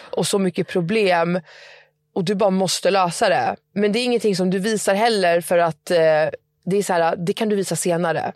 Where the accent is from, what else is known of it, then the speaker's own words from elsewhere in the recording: Stockholm, Stockholm County, Sweden; moved away as an adult; now in Södertälje, Sweden; Jag är från Stockholm men jag flyttade till Södertälje.